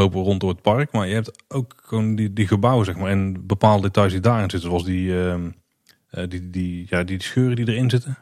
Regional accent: Netherlands; Wij weten niet beter als Nederlanders

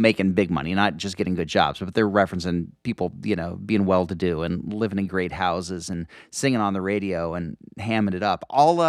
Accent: Glasgow, Kentucky, United States; I grew up in Kentucky, a small town called Glasgow, Kentucky. And it was kind of a typical middle-class little town and nothing particularly hillbilly about it.

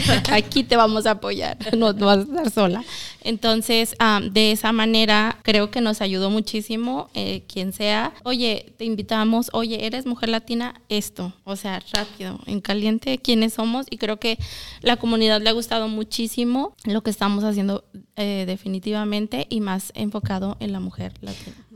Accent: Zacatecas, Mexico; now in Milwaukee, United States; soy de Zacatecas

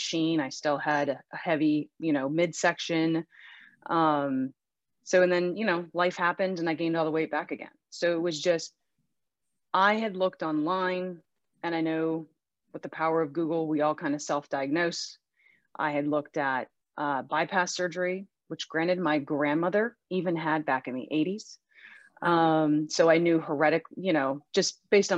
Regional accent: Western Pennsylvania, United States; I was born and raised in Western Pennsylvania

